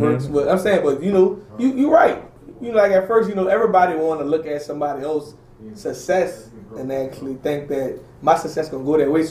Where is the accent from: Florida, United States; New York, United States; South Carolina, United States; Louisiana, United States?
Louisiana, United States; New Orleans; I'm from New Orleans